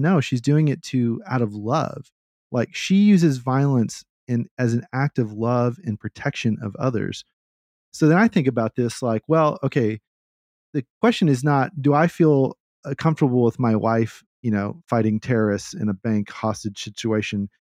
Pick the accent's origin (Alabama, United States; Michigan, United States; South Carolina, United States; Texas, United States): Texas, United States; I'm, I'm from Texas.